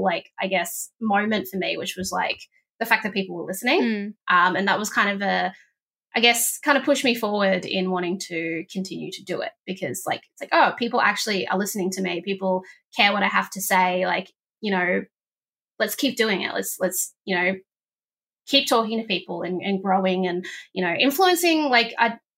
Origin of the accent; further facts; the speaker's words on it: Northern Territory, Australia; now in Victoria, Australia; I was from the Northern Territory